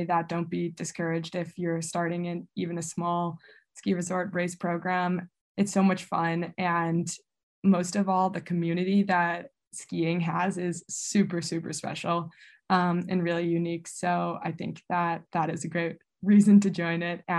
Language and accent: English; Buffalo, New York, United States; Coming from Buffalo